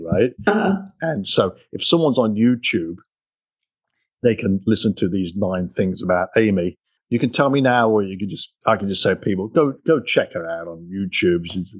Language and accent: English; England, United Kingdom; moved away as an adult; now in United States; growing up in England, we used to, me and my buddies, go over the park, kick a soccer ball around and ride a bike